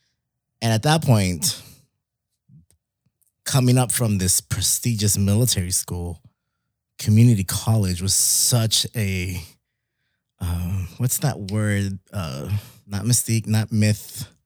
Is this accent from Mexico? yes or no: yes; Mexico City, Mexico; now in Laredo, United States; Because we came from Mexico City. So I was like, that's one of the biggest cities in the world.